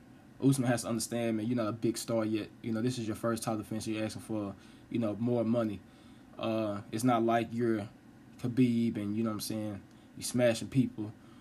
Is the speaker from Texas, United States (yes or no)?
yes; Dallas, Texas, United States; I stay in Dallas. I live in Dallas. I'm from Dallas.